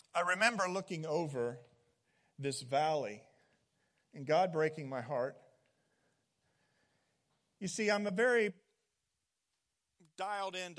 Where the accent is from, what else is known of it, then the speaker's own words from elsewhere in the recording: Indiana, United States; moved away as an adult; also born or lived in East Coast; now in Temecula, United States; I come from the Midwest, from Indiana, and so I'm used to those kinds of long, flat cornfields and grew up on a farm